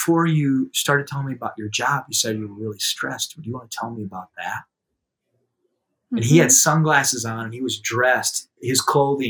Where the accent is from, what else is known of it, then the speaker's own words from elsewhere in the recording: South Dakota, United States; in my hometown, where a bunch of like professionals who attend my church will walk by because it's downtown